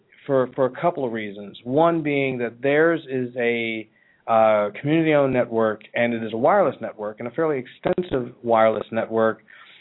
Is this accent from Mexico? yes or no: no; Johnstown, Pennsylvania, United States; moved away; also born or lived in Philadelphia, Pennsylvania; I'm actually from this part of the world. I was born in Philly, but I spent time in small town America at its finest, this little place in the western part of Pennsylvania called Johnstown. It's in Cambria County in western Pennsylvania.